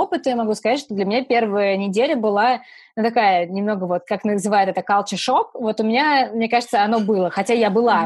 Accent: Saratov, Saratov Oblast, Russia; мы обе из Саратова

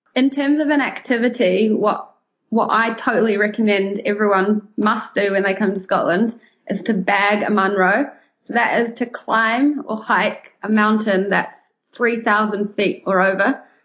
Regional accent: New Zealand; moved away as an adult; also born or lived in London; being born and raised in New Zealand.

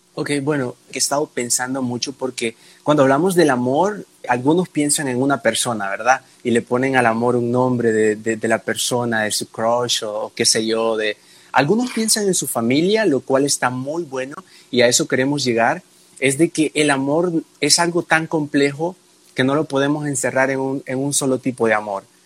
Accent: El Salvador; soy del Salvador

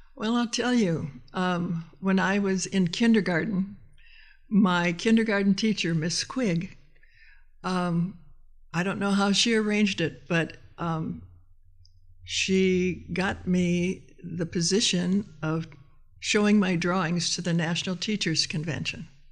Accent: Austin, Minnesota, United States; now in Portland, United States; my hometown of Austin, Minnesota

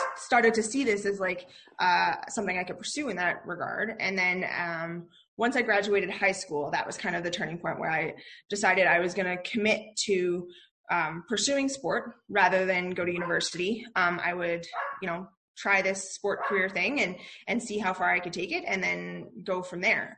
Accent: Calgary, Alberta, Canada; born and raised in Calgary, um, which is in the province of Alberta in Canada, um, and grew up here.

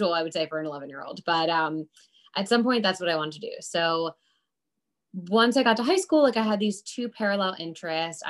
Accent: Westchester County, New York, United States; now in New York City, United States; I grew up in Westchester County, New York, about 40 minutes north of New York City

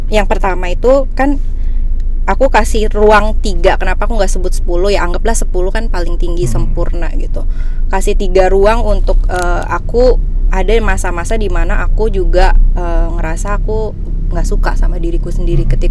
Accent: Bali, Indonesia; now in Jakarta, Indonesia; Jadi waktu aku pindah dari Bali ke Jakarta

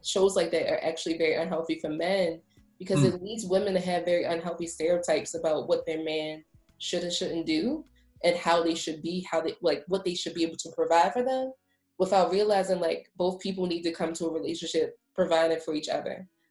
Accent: Baltimore, Maryland, United States; moved away as an adult; also born or lived in Washington, District of Columbia, United States; now in Prince George's County, United States; I'm also from Baltimore, um, but I went to the University of Maryland College Park um, for my undergrad and for my PhD

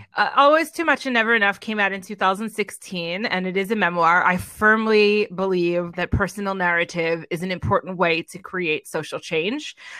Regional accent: Edison, New Jersey, United States; also born or lived in New York City / Los Angeles; now in Greenville, United States; I am originally from Edison, New Jersey, which is about an hour outside of the city

